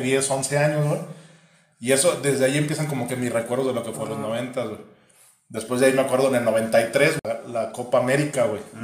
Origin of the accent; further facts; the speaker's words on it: Guadalajara, Jalisco, Mexico; yo soy de Guadalajara